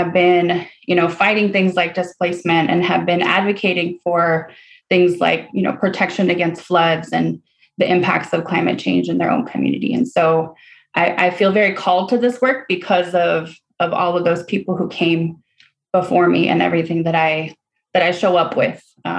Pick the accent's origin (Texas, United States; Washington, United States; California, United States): Texas, United States; San Antonio; also born or lived in Guadalajara, Jalisco, Mexico; So I grew up in Texas. I grew up in San Antonio, but I was born in Guadalajara, Jalisco, Mexico.